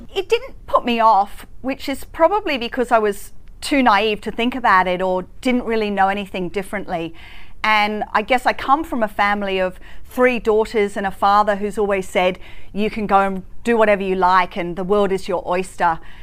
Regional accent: Hong Kong; now in Australia; I grew up in Hong Kong

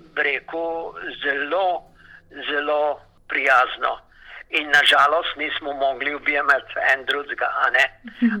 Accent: Slovenia; now in Melbourne, Australia

